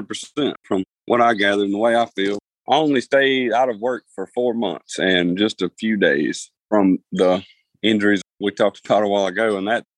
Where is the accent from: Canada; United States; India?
United States; the South; You know, I like food. I'm from the South.